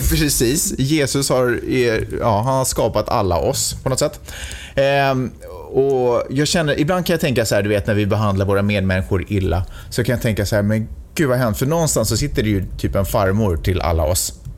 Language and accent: Swedish; Stockholm, Stockholm County, Sweden; now in Santa Monica, United States; jag är i och för sig född och uppvuxen i Stockholm